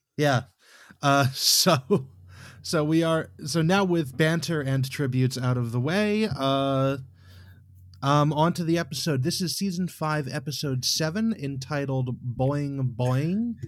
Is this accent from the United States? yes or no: yes; United States; I'm an American